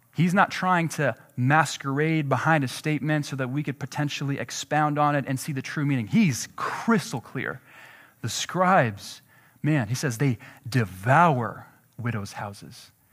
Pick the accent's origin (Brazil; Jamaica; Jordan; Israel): Jordan; moved away; I'm from Jordan